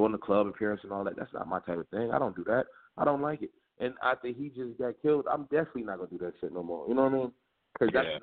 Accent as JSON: {"language": "English", "town": "Chicago", "region": "Illinois", "country": "United States", "tie": "born or raised there", "said": "Growing up in Chicago"}